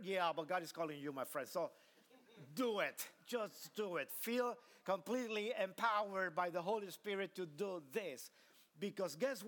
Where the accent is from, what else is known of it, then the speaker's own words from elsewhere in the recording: Tegucigalpa, Francisco Morazán, Honduras; moved away; I was born in Honduras, small country in the heart of Central America.